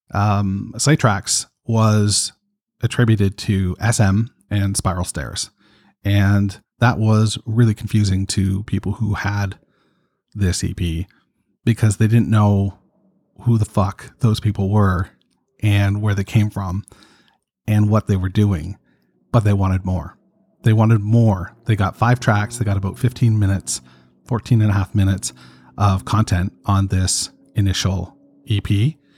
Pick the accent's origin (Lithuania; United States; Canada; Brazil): Canada; Toronto, Ontario; I'm from Toronto, Canada